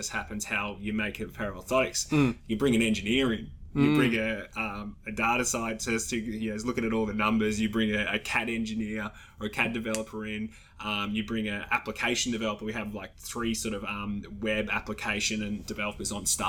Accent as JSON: {"language": "English", "country": "Australia"}